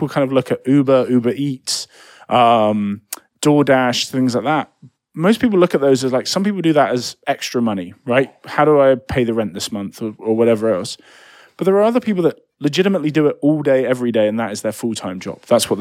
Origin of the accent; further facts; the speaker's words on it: United Kingdom; moved away; I'm British